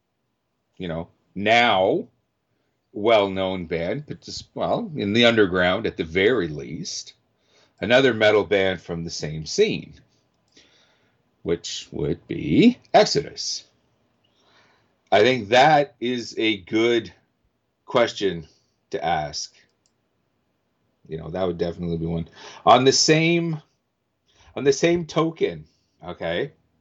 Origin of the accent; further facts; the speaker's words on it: Canada; I, being Canadian